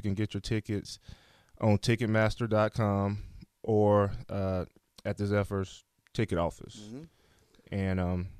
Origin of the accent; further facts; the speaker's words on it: Alabama, United States; I'm from Alabama.